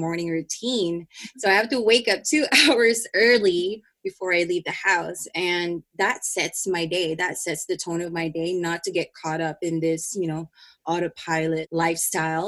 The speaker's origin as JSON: {"language": "English", "country": "Philippines", "said": "in my culture as a Filipino, we have so much expectation in a family"}